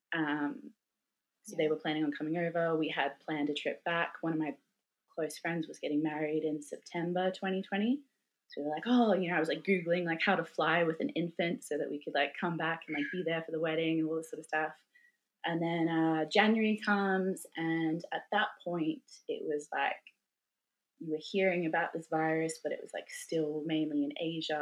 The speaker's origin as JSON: {"language": "English", "country": "Australia", "moved": "as an adult", "lives_now": "Sweden", "said": "my identity as a, as an Australian and what it meant to be an Australian"}